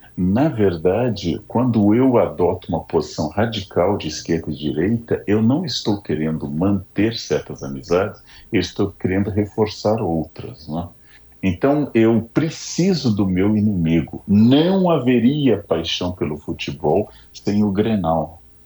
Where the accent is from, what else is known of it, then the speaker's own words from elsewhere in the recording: São Leopoldo, Rio Grande do Sul, Brazil; moved away; sou gaúcho, nasci em São Leopoldo, de origem alemã.